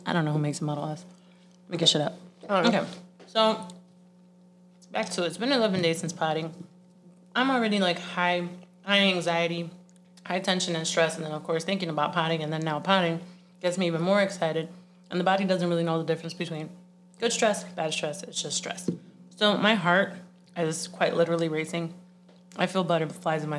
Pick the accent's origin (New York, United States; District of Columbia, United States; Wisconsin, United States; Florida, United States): Florida, United States; I'm from Florida